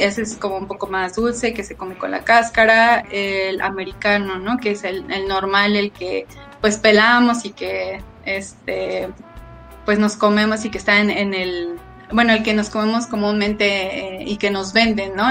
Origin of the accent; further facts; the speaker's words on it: Mexico City, Mexico; yo soy de Tláhuac, Xochimilco